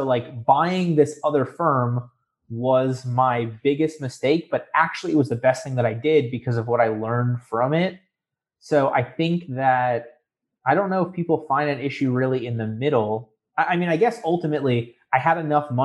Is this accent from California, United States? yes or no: no; South Florida, United States; moved away as an adult; now in Orlando, United States; I grew up in South Florida. I came up to Orlando to go to the University of Central Florida